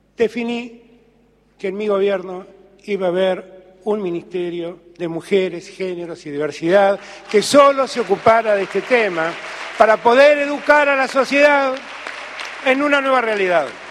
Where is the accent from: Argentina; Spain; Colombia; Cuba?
Argentina